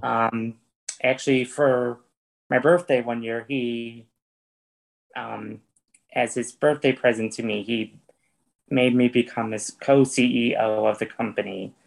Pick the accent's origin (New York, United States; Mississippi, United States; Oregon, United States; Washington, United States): New York, United States; East Syracuse; now in Fayetteville, United States; my hometown's actually from East Syracuse, New York